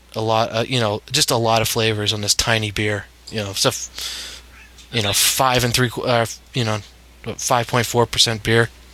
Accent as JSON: {"language": "English", "town": "Bangor", "region": "Maine", "country": "United States", "tie": "born or raised there", "moved": "yes", "lives_now": "Montclair, United States", "said": "I grew up in Maine"}